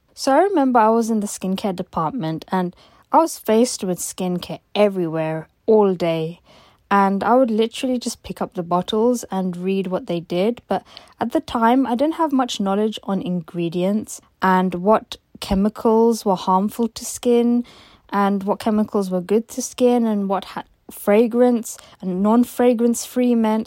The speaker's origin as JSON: {"language": "English", "region": "London", "country": "United Kingdom", "said": "I'm 26 years old and I'm from London."}